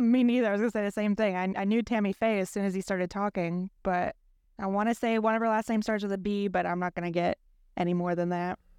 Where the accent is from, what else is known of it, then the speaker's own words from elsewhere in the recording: Norfolk, Virginia, United States; I'm from Norfolk, Virginia